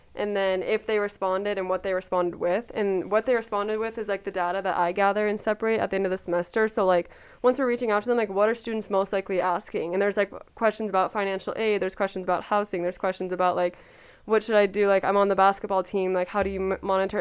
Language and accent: English; Coeur d'Alene, Idaho, United States; I'm from Coeur d'Alene, Idaho.